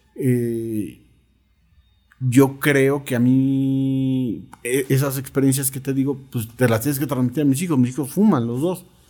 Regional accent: Coacalco, State of Mexico, Mexico; born or raised there

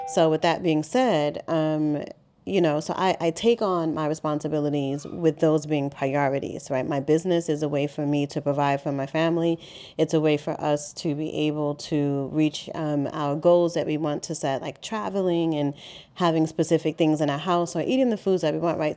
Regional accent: New York City, New York, United States; I'm born and raised in Harlem, New York City

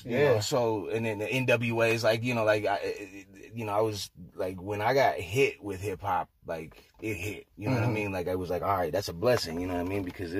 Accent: Salem, Oregon, United States; now in Portland, United States; I was born in Salem in 1980. And I moved here in 95.

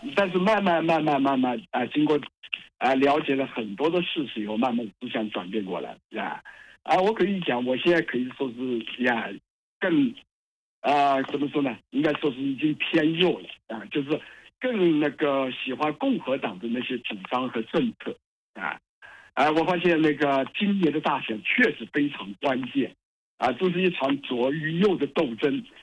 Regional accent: China; moved away as an adult; 我是出生在大陆，然后呢，呃，也经历过文革，呃，然后呢，也参加过七七年的高考，然后，呃，总算是，也上山下乡过，哎呀，但总算运气好，啊，考上了七七级，那么后来呢又出国

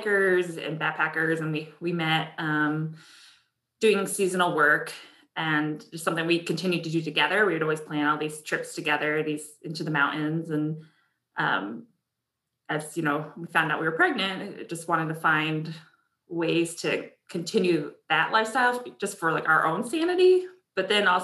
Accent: Connecticut, United States; I grew up in Connecticut

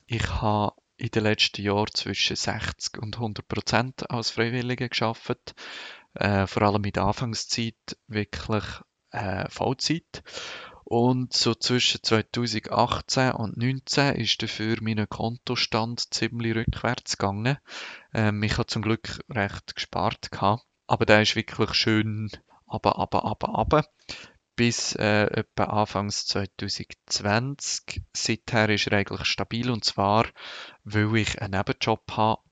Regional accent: Lucerne Hinterland, Switzerland; moved away; also born or lived in Bern region; Meine Eltern äh, wohnen im Haus, wo ich aufgewachsen bin

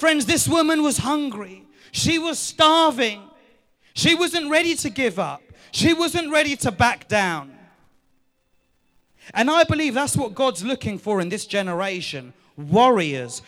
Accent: United Kingdom; I'm a British man

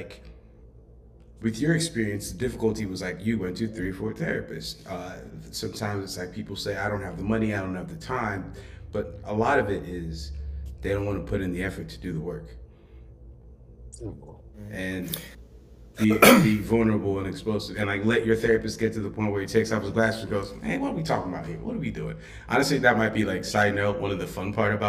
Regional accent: Nigeria; now in United States; I grew up in Africa

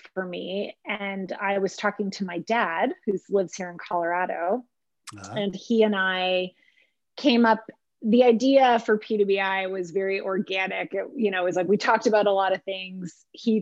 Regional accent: Montreal, Quebec, Canada; also born or lived in Germany; spent most of my formative, you know, school all the way up to university in Montreal

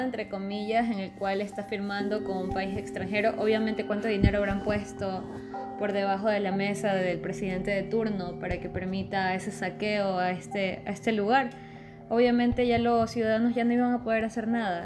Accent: Ecuador; somos los mismos ecuatorianos

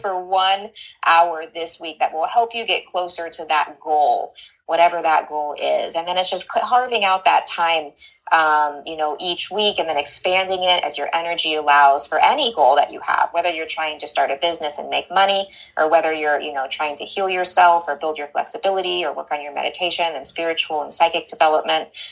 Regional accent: Northern California, United States; also born or lived in Santa Barbara / Mexico; now in Los Angeles, United States; I'm from Northern California

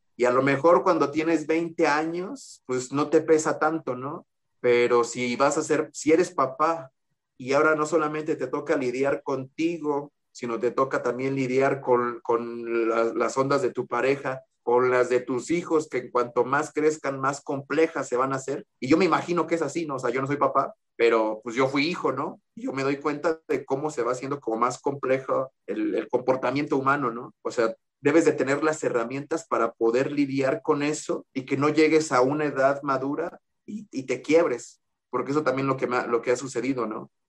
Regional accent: Mexico; soy aquí de México

